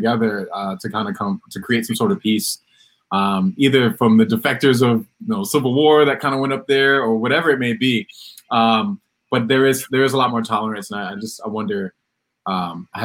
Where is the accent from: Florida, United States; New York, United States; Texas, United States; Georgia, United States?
New York, United States; I'm from New York